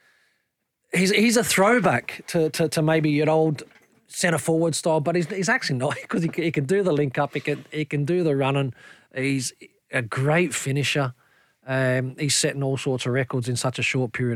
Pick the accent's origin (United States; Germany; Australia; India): Australia; now in Scotland; We grew up in Australia together